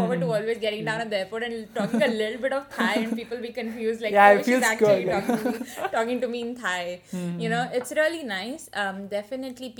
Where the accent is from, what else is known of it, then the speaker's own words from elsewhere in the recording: Hyderabad, Telangana, India; moved away; also born or lived in Maharashtra / Pilani; I'm actually Maharashtrian. So, I speak Marathi at home. But I was born in Hyderabad. So, I speak Telugu as well.